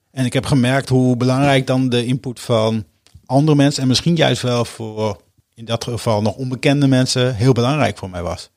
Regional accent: Hoogkerk, Groningen, Netherlands; moved away as an adult; now in Utrecht, Netherlands; Ik ben geboren en getogen in Hoogkerk, een dorpje vlak onder Groningen. Daar heb ik eh, mijn eerste 20 jaar van mijn leven eh, doorgebracht

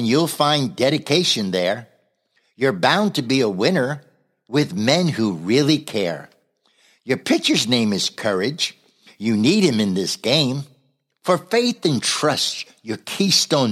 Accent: New Jersey, United States; I was raised in Jersey

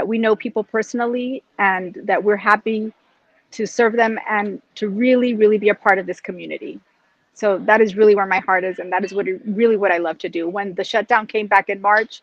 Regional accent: United States; this is where I grew up in the United States

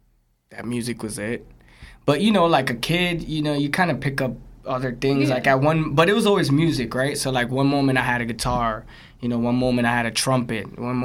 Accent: Jersey City, New Jersey, United States; also born or lived in Brooklyn; But I was raised in Jersey City.

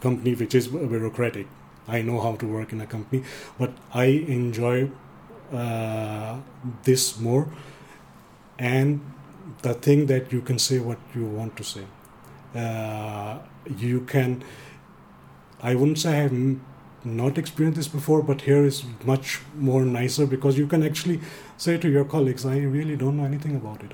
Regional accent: Denmark; English is a second language; I'm born and raised in Denmark, but uh, uh, I have a background as the same Indian Pakistani culture

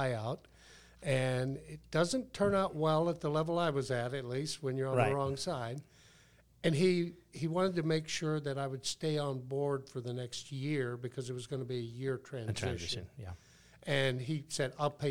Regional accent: Texas, United States; moved away; also born or lived in Arizona; I'm originally from Texas

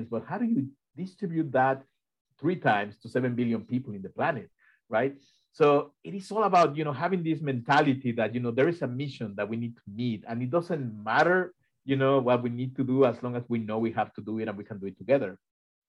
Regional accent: Mexico; now in Ithaca, United States; I am from Mexico, and I grew up in a place where you could never do what Rebecca did here in the US.

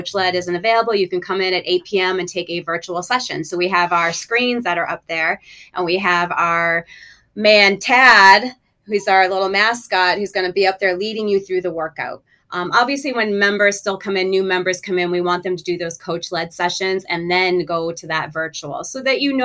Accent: Rockport, Massachusetts, United States; moved away as an adult; now in Naples, Florida, United States; I came from a small town. I came from Rockport, Massachusetts, where like the graduating class had like 75 students

